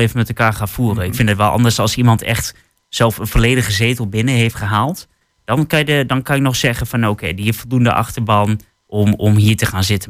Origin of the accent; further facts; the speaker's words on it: Twente, Overijssel, Netherlands; als Twentenaar